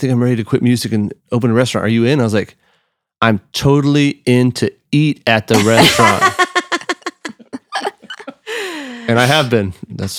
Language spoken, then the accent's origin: English; Austin, Texas, United States; Because yeah, I'm from Austin. So like breakfast tacos is every gas station, you have homemade tortillas and breakfast tacos